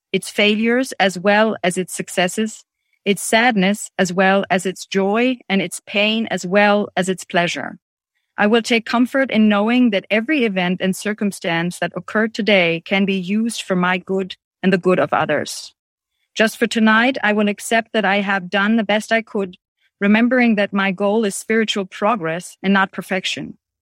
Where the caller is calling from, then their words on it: Germany; I'm calling in from Germany